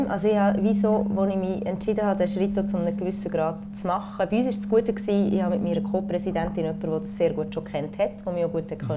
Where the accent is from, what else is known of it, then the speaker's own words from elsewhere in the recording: Konolfingen, Bern, Switzerland; now in Zürich, Switzerland; ich komme aus Konufingen, ich habe in Bern und Paris studiert, ich lebe in Zürich.